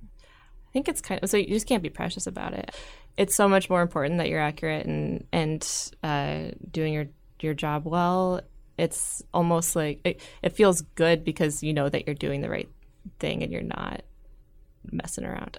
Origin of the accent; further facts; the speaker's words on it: Gretna, Nebraska, United States; moved away as an adult; also born or lived in Washington State; I grew up in Gretna, uh, right outside of Omaha